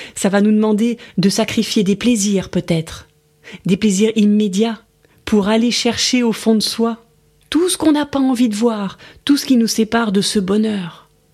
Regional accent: France; je suis française

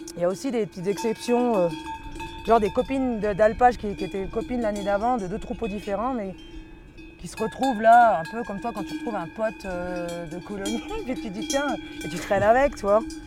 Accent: Vendée, Pays de la Loire, France; moved away; Je suis en France, euh, de Vendée

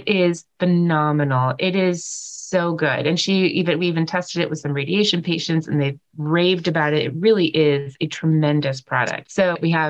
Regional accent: California, United States; moved away; I grew up in California

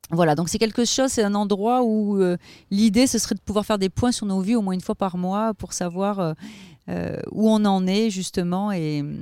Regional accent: Avignon, Provence-Alpes-Côte d'Azur, France; also born or lived in Ariège; Alors, je suis née dans l'Ariège, mais j'ai vécu toute mon enfance à Avignon pendant 20 ans.

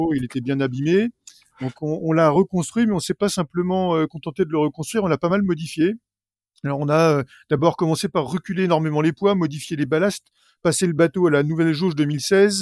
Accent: Normandy, France; On est quelques coureurs normands

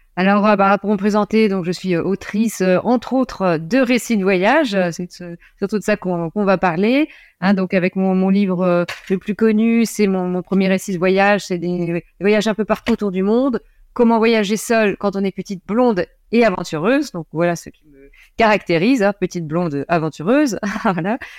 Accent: Lorraine, Grand Est, France; also born or lived in near Nancy; je suis originaire de Lorraine. j'habite toujours en Lorraine. non, je suis près de Nancy, mais au départ, je viens d'une petite ville euh, euh, près du Luxembourg, dans une ville industrielle

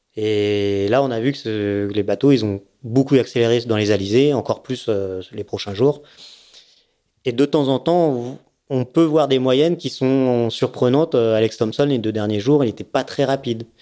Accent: Nice, Provence-Alpes-Côte d'Azur, France; also born or lived in Seine-et-Marne / Savoie; mon père a eu envie de faire, d'avoir un bateau et on s'est retrouvé à Nice.

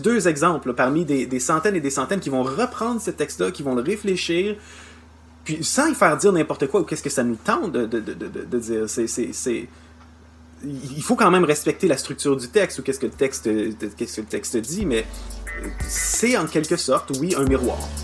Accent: Canada; chez nous au Canada

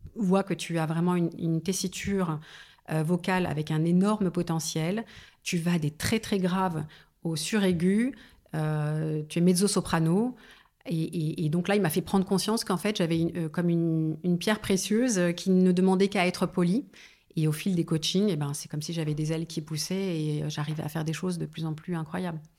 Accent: Paris suburbs, then Seine-et-Marne, Île-de-France, France; j'ai grandi en banlieue parisienne et puis ensuite en Seine-et-Marne

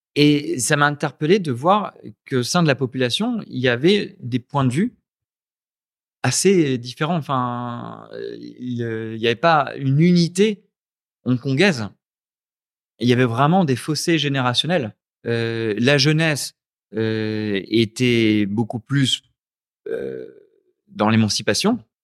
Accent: Lens, Hauts-de-France, France; moved away as an adult; also born or lived in Lille / Paris; now in Ho Chi Minh City, Vietnam; Je suis né à Lens, euh, dans le Pas-de-Calais

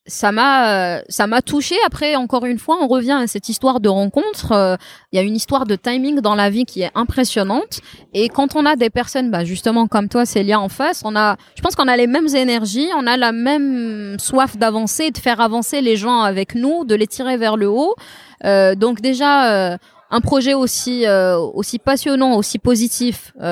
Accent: Beni Yenni, Tizi Ouzou Province, Algeria; j'adore Benyani, c'est mon village natal. J'ai pas l'occasion d'y aller souvent.

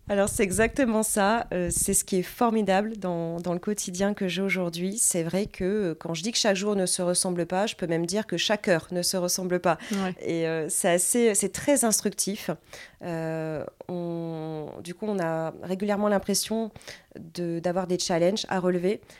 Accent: Dunkirk, Hauts-de-France, France; also born or lived in Lille; je viens de Dunkerque. Je suis née à Dunkerque

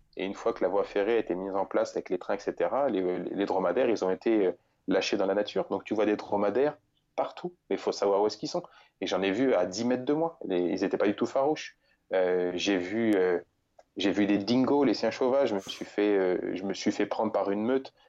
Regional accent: Bourges, Centre-Val de Loire, France; je suis né en région centre, vraiment euh, proche d'une petite ville qui s'appelle Bourges

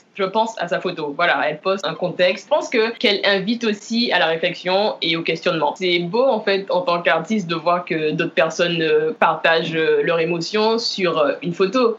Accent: Lamentin, Guadeloupe; moved away; originaire du Lamentin

